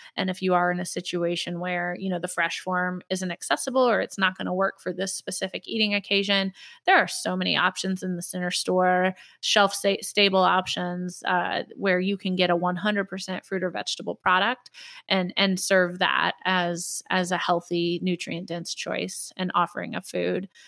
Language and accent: English; Indianapolis, Indiana, United States; in Indianapolis Public Schools, I'm very involved with, uh, some of the work here in my hometown